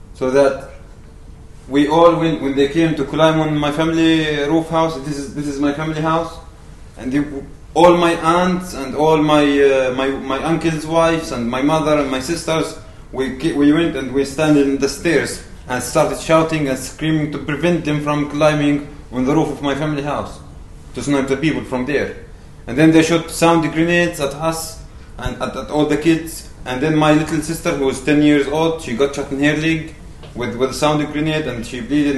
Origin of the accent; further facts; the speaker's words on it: Ni'lin, West Bank, Palestine; I'm from the West Bank